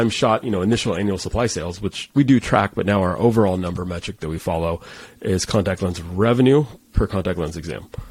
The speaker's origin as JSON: {"language": "English", "town": "San Diego", "region": "California", "country": "United States", "said": "I'm from San Diego"}